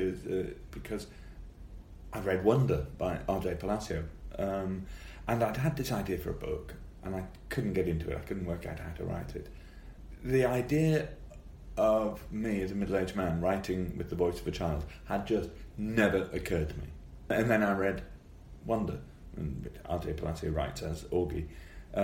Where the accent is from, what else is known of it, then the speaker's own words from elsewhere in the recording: Newcastle upon Tyne, North East England, United Kingdom; accent: Geordie; moved away; my Geordie accent comes back much more when I can up there